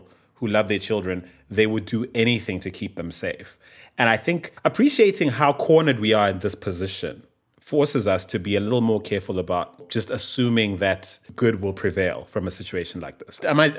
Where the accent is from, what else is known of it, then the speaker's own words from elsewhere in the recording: Bulawayo, Zimbabwe; there are so few ICU beds in my hometown of Bulawayo